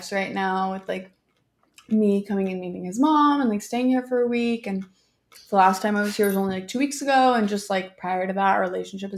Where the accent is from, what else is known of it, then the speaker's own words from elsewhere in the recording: Bay Area, California, United States; I'm from the Bay Area